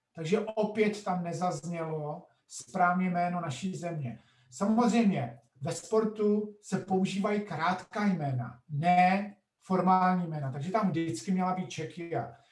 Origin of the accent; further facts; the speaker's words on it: Czechia; moved away as an adult; also born or lived in United States; krátké jméno země, odkud pocházím, není Čekoslovákia, ale Čeko, Čekie